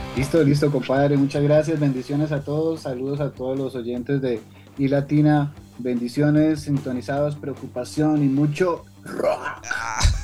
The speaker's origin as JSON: {"language": "Spanish", "town": "Sogamoso", "region": "Boyacá", "country": "Colombia", "said": "nosotros somos boyacenses de Sogamoso, Boyacá"}